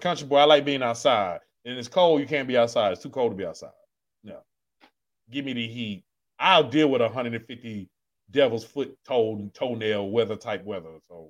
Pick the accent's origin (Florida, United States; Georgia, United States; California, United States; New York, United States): Georgia, United States; South; also born or lived in Germany; I come out there. Man, I'm from South Georgia.